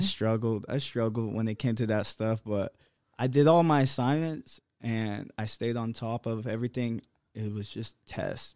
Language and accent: English; Brea, California, United States; also born or lived in Atlanta; growing up in, like, the O C and growing up in Brea